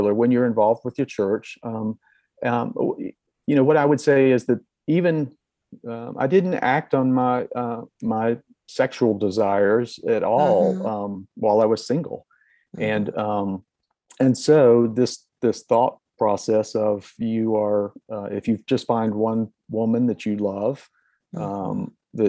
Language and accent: English; Durham, North Carolina, United States; I grew up in North Carolina, a very normal home